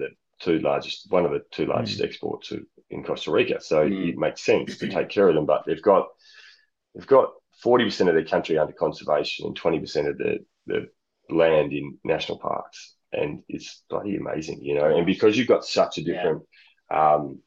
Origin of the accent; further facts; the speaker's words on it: Australia; also born or lived in United Kingdom; being an Australian